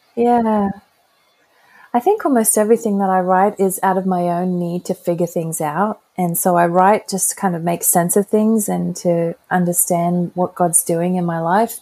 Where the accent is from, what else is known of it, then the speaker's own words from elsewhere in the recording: Brisbane, Queensland, Australia; moved away as an adult; also born or lived in Cincinnati, United States; I'm back in Brisbane, Australia, which is my hometown, and um, hadn't lived here for over 20 years